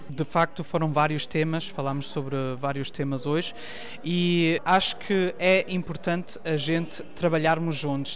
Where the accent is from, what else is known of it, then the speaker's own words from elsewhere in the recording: Cologne, North Rhine-Westphalia, Germany; Portuguese is a second language; nasci em Colónia